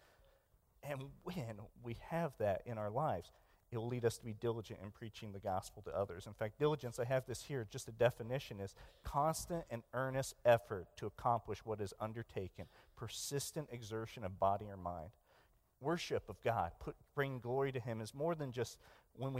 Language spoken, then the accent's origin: English; Hutchinson, Kansas, United States; moved away as an adult; now in Philippines; I grew up in Hutchinson, Kansas